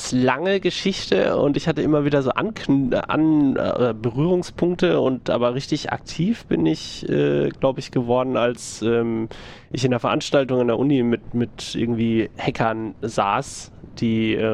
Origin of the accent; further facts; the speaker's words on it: Siegen, North Rhine-Westphalia, Germany; Ich komme aus Siegen und podcaste hier auch.